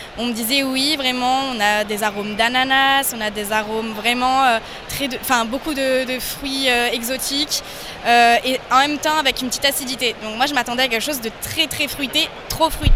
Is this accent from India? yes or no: no; Lyon, Auvergne-Rhône-Alpes, France; also born or lived in Spain; je viens de Lyon